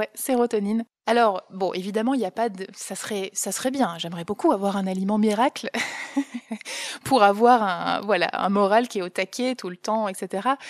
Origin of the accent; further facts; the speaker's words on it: Ch'ti, Hauts-de-France, France; je suis une pure ch'ti